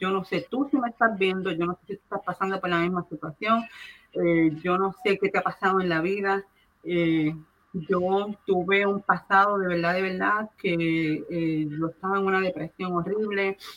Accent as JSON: {"language": "Spanish", "country": "Puerto Rico", "moved": "yes", "lives_now": "United States", "said": "Y si yo vine de Puerto Rico, no fue por las excusas que si estudio, que si lo otro, no, es porque Dios me llamó y Él fue el que me movió aquí a Estados"}